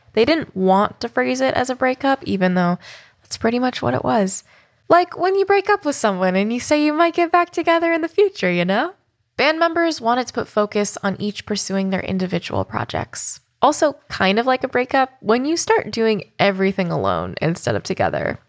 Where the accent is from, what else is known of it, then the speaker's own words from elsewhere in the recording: San Francisco, California, United States; It was my hometown show for the Masquerade Tour in San Francisco